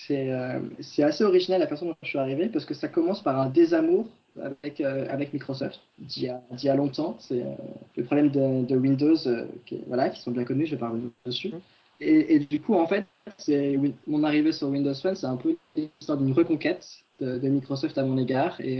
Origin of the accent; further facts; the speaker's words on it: Orléans, Centre-Val de Loire, France; Je viens de ma petite campagne. D'origine, je suis originaire.